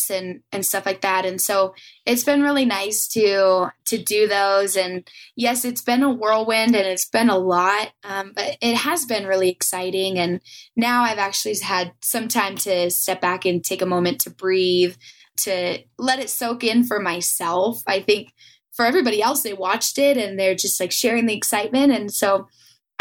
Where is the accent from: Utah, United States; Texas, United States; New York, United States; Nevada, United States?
Nevada, United States; Reno; back to my hometown